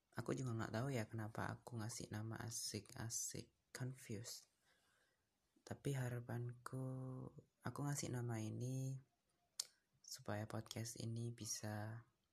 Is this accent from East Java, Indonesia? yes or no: yes; Surabaya, East Java, Indonesia; Aku dari Surabaya